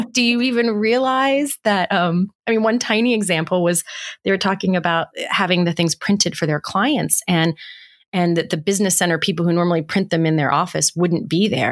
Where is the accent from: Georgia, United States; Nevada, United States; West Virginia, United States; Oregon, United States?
West Virginia, United States; I grew up in West Virginia